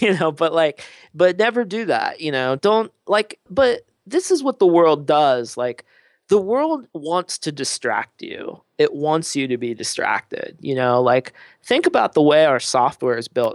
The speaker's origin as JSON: {"language": "English", "region": "Midwest", "country": "United States", "said": "a Midwesterner"}